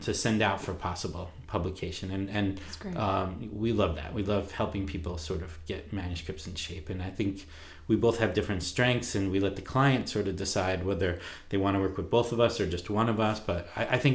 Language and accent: English; Long Island, New York, United States; now in Vancouver, United States; I'm from Long Island